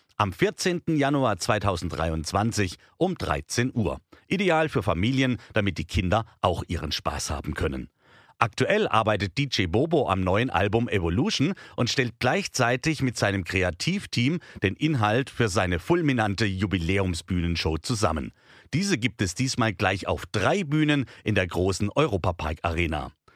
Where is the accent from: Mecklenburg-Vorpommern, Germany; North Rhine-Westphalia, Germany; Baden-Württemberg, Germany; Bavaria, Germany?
Baden-Württemberg, Germany; Offenburg; ich komme aus Offenburg